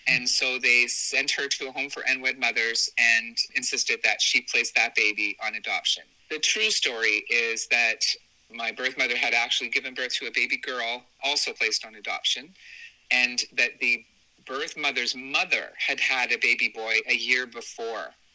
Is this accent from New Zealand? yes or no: no; southern Ontario, Canada; born or raised there